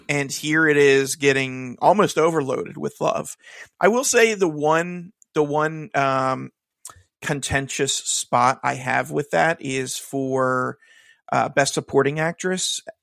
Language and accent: English; Kansas City, Missouri, United States; also born or lived in Philadelphia; now in New Jersey, United States; I'm originally from Kansas City